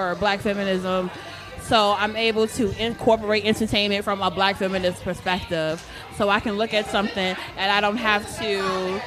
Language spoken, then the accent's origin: English; Chicago, Illinois, United States; moved away as an adult; now in Elizabeth, United States; I'm from Chicago, too